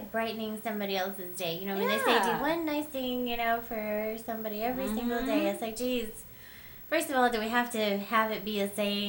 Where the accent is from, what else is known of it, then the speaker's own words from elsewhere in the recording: the South, United States; I'm from the South.